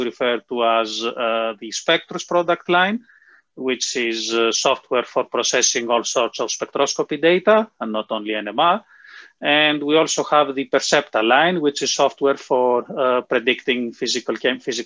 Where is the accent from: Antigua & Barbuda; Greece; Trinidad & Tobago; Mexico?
Greece; moved away as an adult; also born or lived in United Kingdom / Darmstadt, Germany; now in Oxford, United Kingdom; I was actually born in the UK, but then my parents decided to move to Greece, so I grew up in Greece.